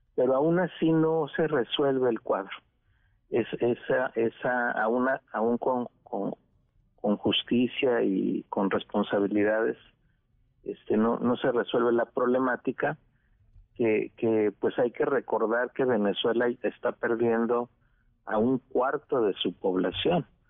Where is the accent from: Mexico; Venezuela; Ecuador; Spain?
Mexico